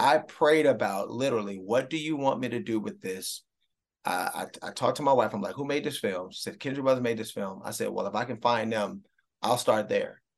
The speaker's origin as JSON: {"language": "English", "town": "Cleveland", "region": "Ohio", "country": "United States", "tie": "born or raised there", "said": "my hometown Browns"}